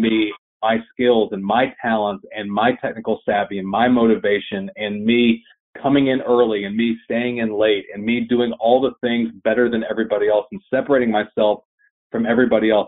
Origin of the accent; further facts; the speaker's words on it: Chattanooga, Tennessee, United States; my hometown in Chattanooga, Tennessee